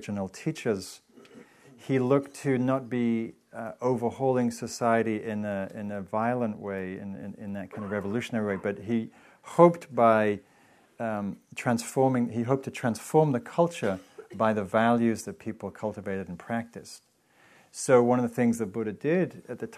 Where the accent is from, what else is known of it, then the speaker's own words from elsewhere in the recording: England, United Kingdom; now in United States; I grew up in England